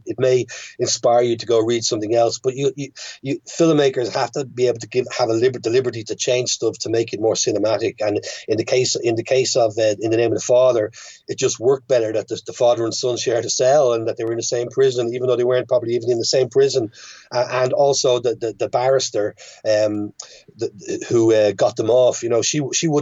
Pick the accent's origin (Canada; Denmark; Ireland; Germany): Ireland; Dublin, Leinster; born or raised there; moved away as an adult; also born or lived in London / United States / France